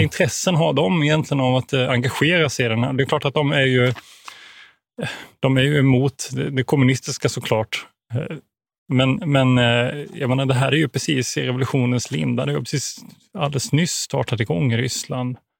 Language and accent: Swedish; Växjö, Kronoberg County, Sweden; moved away as an adult; now in Umeå, Sweden; jag är född i, i eh, Växjö, då, i södra Sverige